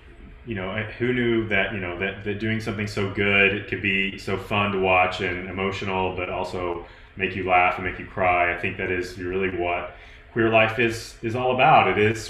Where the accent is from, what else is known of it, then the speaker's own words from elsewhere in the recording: Tennessee, United States; I'm from Tennessee. It's like go big orange.